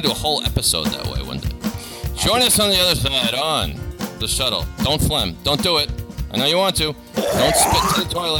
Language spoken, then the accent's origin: English; Boston, Massachusetts, United States; from Boston